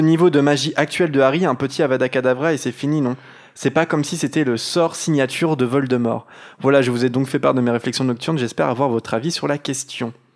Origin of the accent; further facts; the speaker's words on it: Normandy, France; moved away as an adult; also born or lived in Caen; now in Lyon, France; on est normand, on est en Normandie